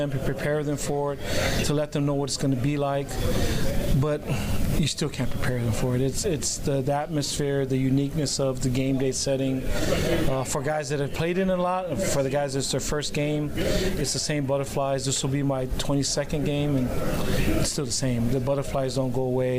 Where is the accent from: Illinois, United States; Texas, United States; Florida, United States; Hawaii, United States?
Hawaii, United States; moved away; I'm from Hawaii